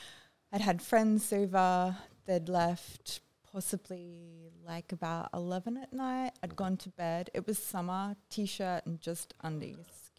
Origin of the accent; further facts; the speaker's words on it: Brisbane, Queensland, Australia; also born or lived in Groote Eylandt; Sort of in another suburb, just up the way, more middle class suburb.